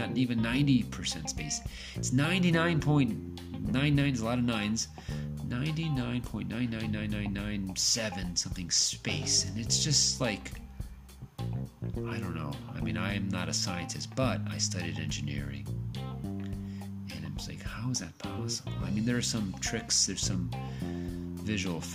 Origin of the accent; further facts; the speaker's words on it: United States; I grew up in the United States